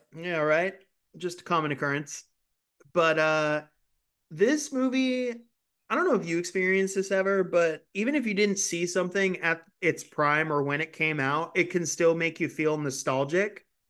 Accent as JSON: {"language": "English", "region": "California", "country": "United States", "tie": "born or raised there", "moved": "yes", "said": "this is something that I grew up doing in California, too"}